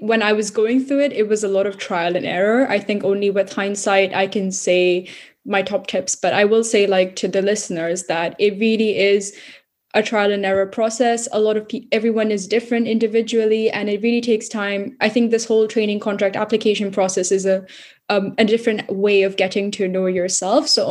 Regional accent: Singapore; moved away as an adult; also born or lived in India; now in London, United Kingdom; I'm Indian Singaporean, born in India, grew up mostly in Singapore.

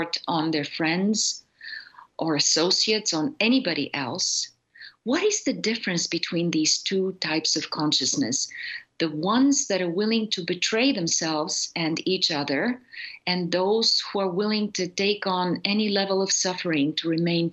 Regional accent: Bulgaria; I grew up in Bulgaria in a communist totalitarian society

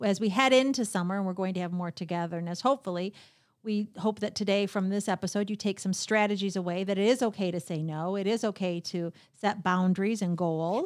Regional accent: Royal Oak, Michigan, United States; I grew up in uh, right here in, in the Royal Oak area

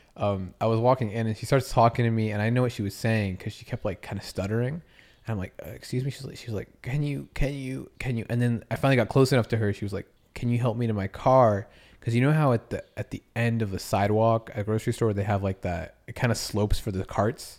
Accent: Massachusetts, United States; I grew up in Massachusetts

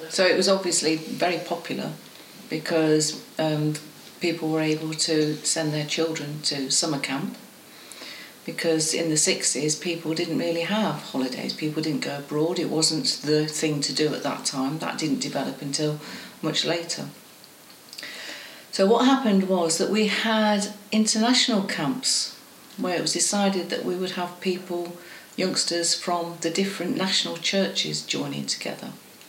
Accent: United Kingdom; first language Estonian; English is a second language; because I spoke Estonian until I was about 4, and then I learnt English. Because my parents and grandparents came to England

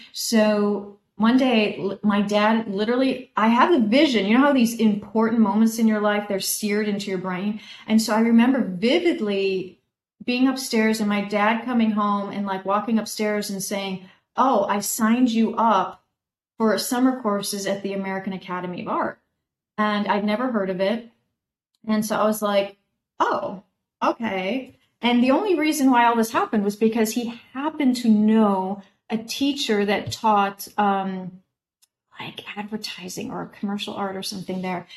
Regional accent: Oak Park, Illinois, United States; I grew up just outside Chicago

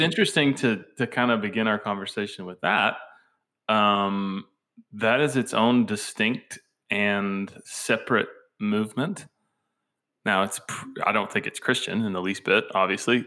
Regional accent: Georgia, United States; moved away as an adult; now in Tennessee, United States; growing up in Georgia

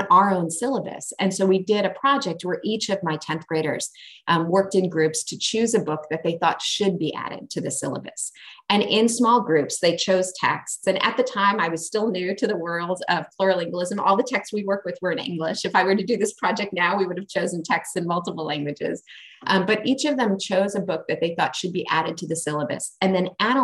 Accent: New York, United States; I grew up in New York

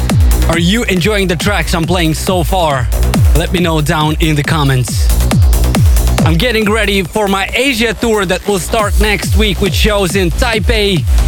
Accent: Moldova; in my home country of Moldova

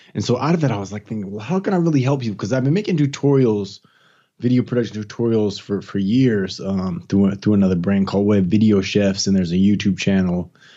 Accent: East Palo Alto, California, United States; moved away as an adult; also born or lived in Gainesville, Florida / Washington, D.C. / Tampa, Florida; now in Atlanta, United States; I'm from California. I'm actually from the Bay Area, San Francisco Bay Area, from a small little city called East Palo Alto, which is kinda close to Stanford University. It's changed a lot since I was a youngster

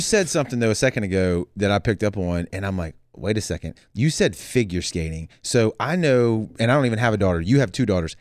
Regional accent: the South, United States; we're from the South.

